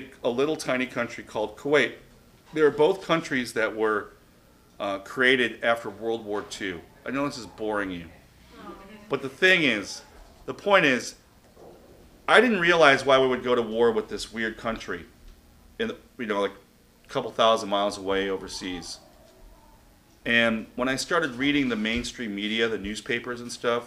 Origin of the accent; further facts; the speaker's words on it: Chicago, Illinois, United States; I was born on the south side at 104th. I was born in Little Company of Mary Hospital, which is at 95th and Western, and lived at 104th at Whipple when I was a kid.